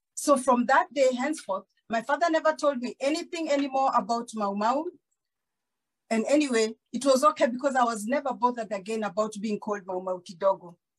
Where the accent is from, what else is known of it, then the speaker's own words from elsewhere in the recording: Kakamega, Kakamega County, Kenya; also born or lived in Kijabe, Kiambu, Kenya; I was born in Kiambu, in Kijabe. And when I was six years old, we moved to Kakamega